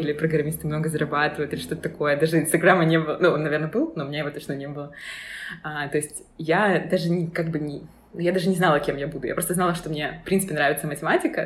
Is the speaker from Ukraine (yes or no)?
yes; Dnipro, Dnipropetrovsk Oblast, Ukraine; moved away as an adult; now in Berlin, Germany; Я училась в Днепре, я из Днепра